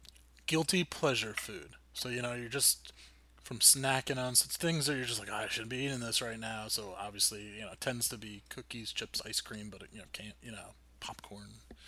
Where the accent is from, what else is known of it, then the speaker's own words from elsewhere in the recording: New Jersey, United States; And we're from Jersey.